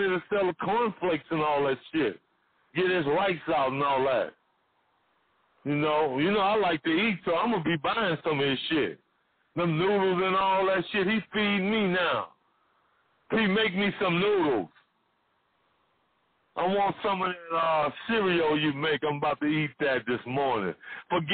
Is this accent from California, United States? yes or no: yes; California, United States; also born or lived in Oakland, California; We came from the Cali